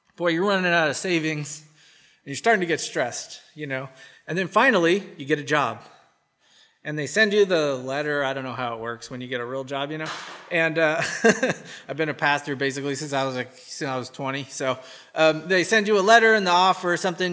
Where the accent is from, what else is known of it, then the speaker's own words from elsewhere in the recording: United States; accent: American; My American accent.